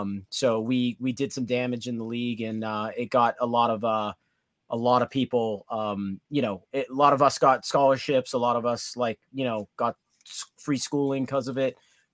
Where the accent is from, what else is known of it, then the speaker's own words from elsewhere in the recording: Danvers, Massachusetts, United States; I grew up in the Northeast, the North Shore. Hockey was massive in my hometown, Danvers, Massachusetts.